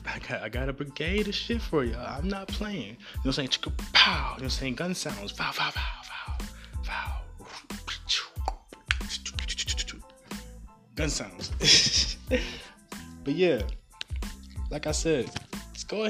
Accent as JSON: {"language": "English", "region": "the South", "country": "United States", "said": "I'm from the South"}